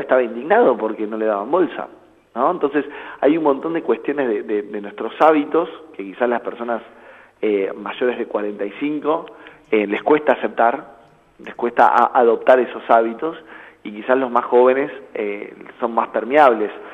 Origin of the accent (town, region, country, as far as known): Argentina